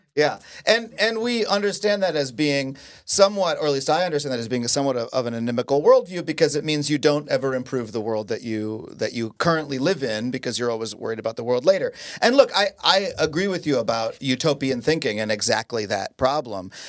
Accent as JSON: {"language": "English", "country": "United States", "tie": "born or raised there", "said": "in the United States, I learned that we're the greatest people"}